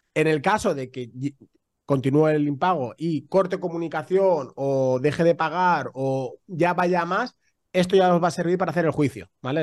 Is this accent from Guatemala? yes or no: no; Spain; somos muy españoles